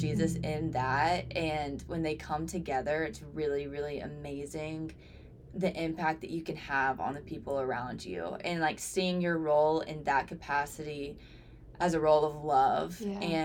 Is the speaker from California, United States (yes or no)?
no; Sumter, South Carolina, United States; I'm from Sumter, South Carolina